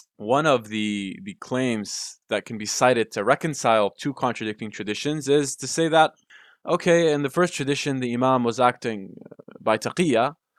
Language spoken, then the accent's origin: English; Damascus, Damascus Governorate, Syria; we're from Damascus